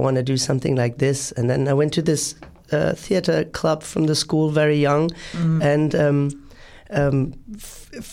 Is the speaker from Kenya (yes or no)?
no; Berlin, Germany; Berlin is a very touristic, my hometown is a very touristic place